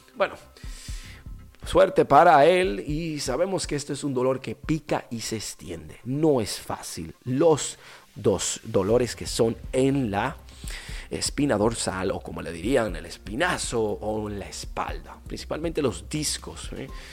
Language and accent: Spanish; Dominican Republic; nosotros somos una islita caribeña